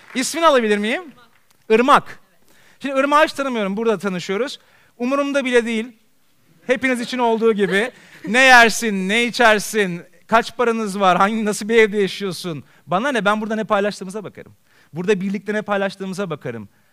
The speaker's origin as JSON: {"language": "Turkish", "region": "Istanbul", "country": "Turkey", "tie": "born or raised there", "said": "ben Beyoğlu'nda doğdum, Beyoğlu'nda büyüdüm."}